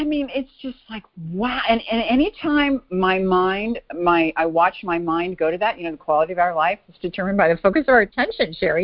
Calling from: Bay Area, California, United States; Actually, I'm calling from Chicago, normally from the Bay Area.

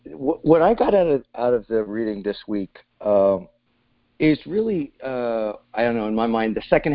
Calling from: Sausalito, California, United States; I'm calling from Sausalito, California.

